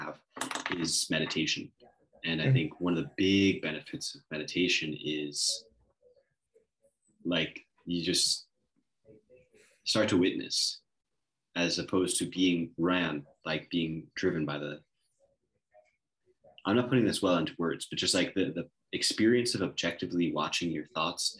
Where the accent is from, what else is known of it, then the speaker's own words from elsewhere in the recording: Long Island, New York, United States; I'm from Long Island